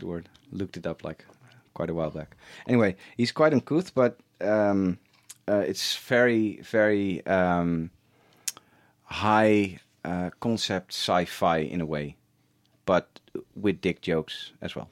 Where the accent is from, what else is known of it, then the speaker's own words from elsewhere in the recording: Schagen, North Holland, Netherlands; I grew up in, in a, a very small town